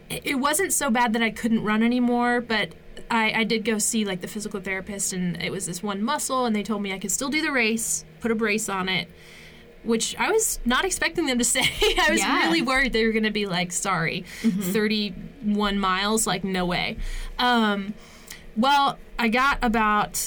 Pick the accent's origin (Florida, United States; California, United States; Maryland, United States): Maryland, United States; moved away; also born or lived in Pennsylvania; I'm like half from Maryland, half from Pennsylvania